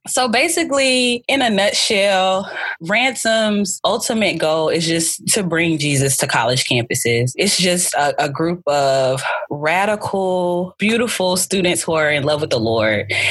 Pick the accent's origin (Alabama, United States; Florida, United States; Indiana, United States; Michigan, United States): Alabama, United States; Birmingham; also born or lived in Newport News, Virginia / Auburn, Alabama; I was born in Newport News, Virginia, but I was raised in Birmingham, Alabama.